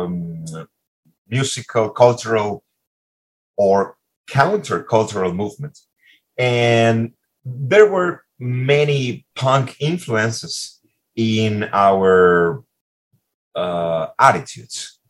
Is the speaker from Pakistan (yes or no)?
no; Caracas, Capital District, Venezuela; Caracas, my hometown.